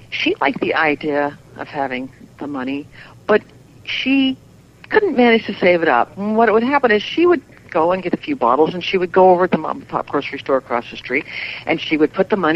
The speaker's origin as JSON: {"language": "English", "region": "the Bible Belt", "country": "United States", "tie": "born or raised there", "said": "Well, you know, we grew up in the Bible Belt, so this was the coolest thing"}